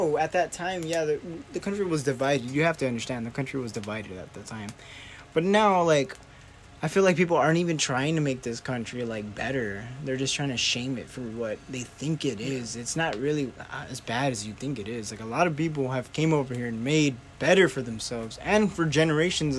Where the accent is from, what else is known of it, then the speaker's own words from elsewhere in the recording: San Antonio, Texas, United States; I was born here. I was born in San Antonio. I'm a U.S. citizen